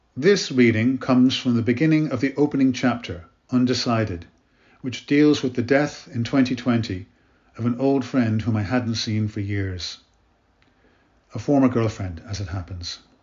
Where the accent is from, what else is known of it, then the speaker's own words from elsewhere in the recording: Ireland; also born or lived in Canada / Africa / Middle East; I was born in Canada and brought up in Ireland, where I live now in Dublin